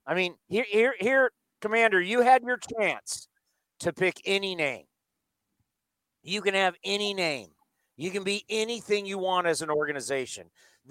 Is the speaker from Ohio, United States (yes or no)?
yes; Akron, Ohio, United States; And actually, I'm not really from Cleveland. I'm from Akron.